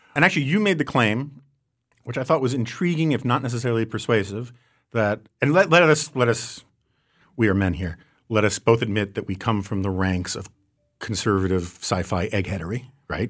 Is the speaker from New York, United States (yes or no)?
yes; New York City, New York, United States; as a New Yorker